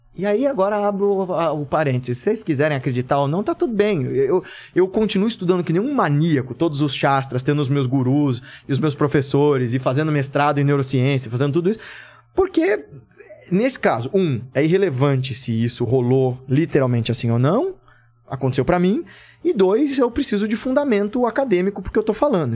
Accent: Brazil; eu cresci na Coab

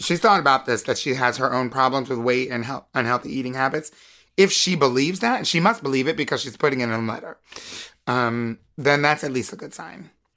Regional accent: United States; being an American woman

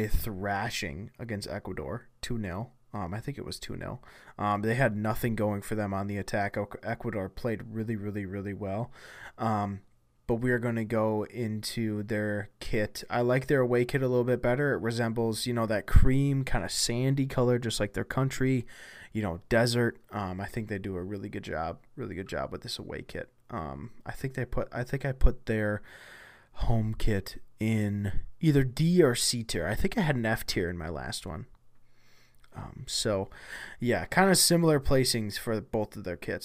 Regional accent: United States; the United States, my home country

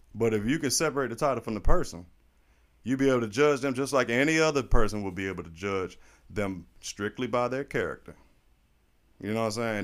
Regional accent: St. Petersburg, Florida, United States; also born or lived in Nuremberg, Germany; I was raised here in Saint Pete

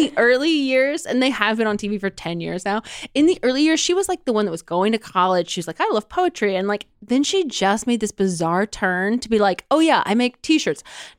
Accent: New Albany, Indiana, United States; I'm from New Albany.

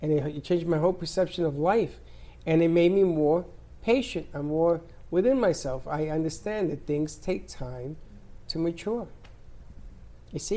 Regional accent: Puerto Rico; also born or lived in Bronx, New York; when I was growing up in Puerto Rico, my father was a farmer.

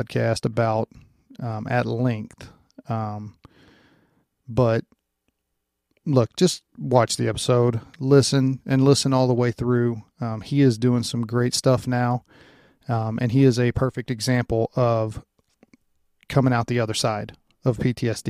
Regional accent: Louisiana, United States; moved away as an adult; also born or lived in Iowa; now in Missouri, United States; I grew up in Louisiana

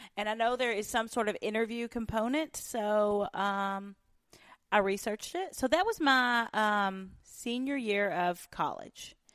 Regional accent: Union County, Western Kentucky, United States; moved away; I was born in Western Kentucky, the oldest of twenty-four first cousins that all grew up on the same farm

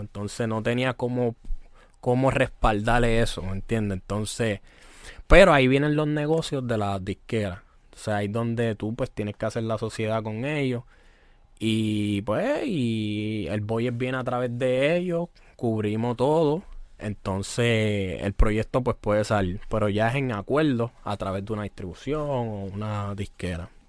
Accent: Toa Baja, Puerto Rico; Nicky es del pueblo donde yo soy, de tu Baja, de Levitán. Yo soy de Ingenio

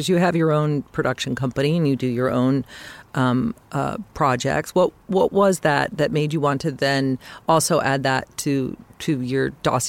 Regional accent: Colorado, United States; I'm from Colorado, so I actually have driven through Cedar Rapids

